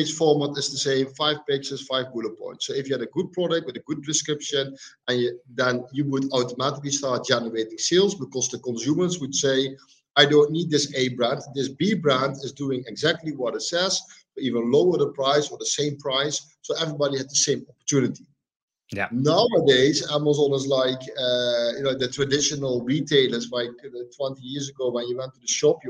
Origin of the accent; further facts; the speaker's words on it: Netherlands; also born or lived in Tuscany, Italy; I'm from the Netherlands, making this call from Italy